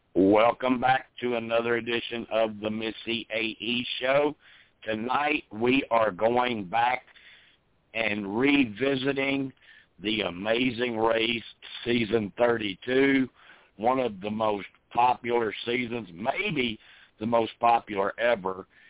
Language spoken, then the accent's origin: English; the South, United States; I was born and raised in the South